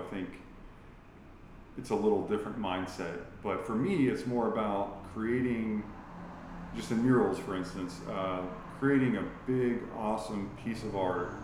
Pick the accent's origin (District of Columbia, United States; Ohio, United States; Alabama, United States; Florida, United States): Florida, United States; St. Petersburg; being born and raised in sunny St. Pete, Florida